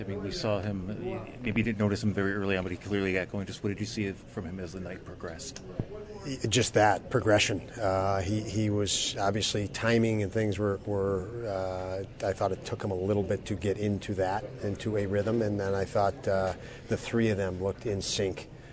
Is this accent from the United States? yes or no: yes; United States